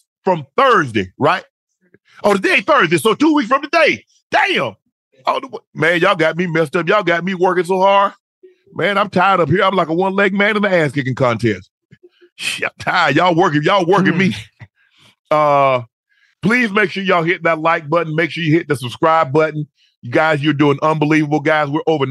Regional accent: Long Island, New York, United States; Well, I was from Strong Island.

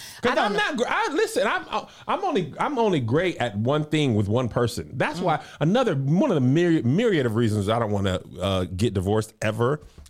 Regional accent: the South, United States; We're from the South.

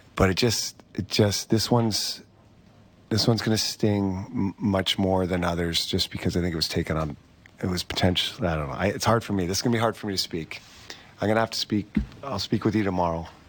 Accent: Canada; being a Canadian kid growing up

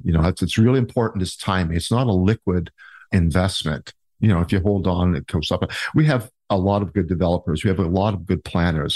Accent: Niagara Falls, Ontario, Canada; also born or lived in Port Weller, Ontario; was born and raised in the Niagara area, born in Port Weller actually

